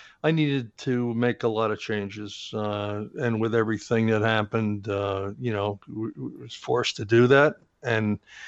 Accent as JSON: {"language": "English", "region": "East Coast", "country": "United States", "tie": "born or raised there", "said": "I was brought up in the East Coast."}